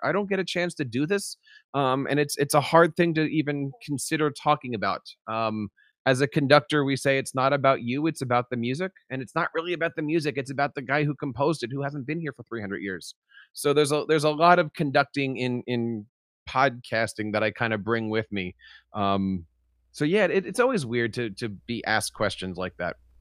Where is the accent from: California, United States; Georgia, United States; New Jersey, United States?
New Jersey, United States; I am an educator from New Jersey.